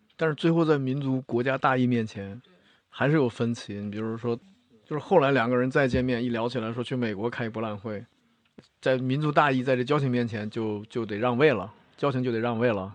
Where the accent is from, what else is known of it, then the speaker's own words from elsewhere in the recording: China; 我们中国人